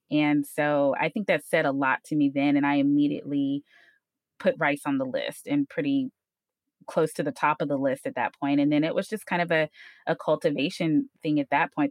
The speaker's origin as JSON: {"language": "English", "town": "Houston", "region": "Texas", "country": "United States", "tie": "born or raised there", "also_born_or_lived": "Ames, Iowa", "said": "I'm from Houston, eh, born and bred here, you know, all throughout high school"}